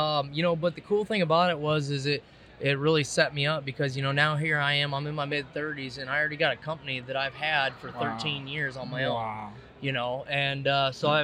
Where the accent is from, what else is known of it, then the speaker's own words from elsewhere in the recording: Davenport, Iowa, United States; now in Illinois, United States; I grew up in Iowa, you know, Davenport